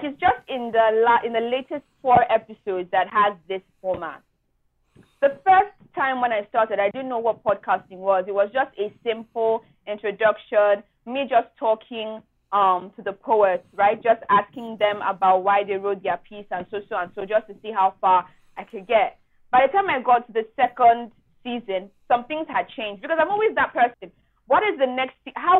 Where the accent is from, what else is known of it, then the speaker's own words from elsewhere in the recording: Nigeria; as a Nigerian youth